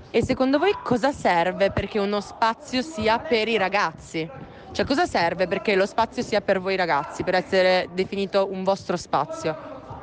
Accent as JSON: {"language": "Italian", "area": "Parella", "region": "Piedmont", "country": "Italy", "said": "vengo da Parella"}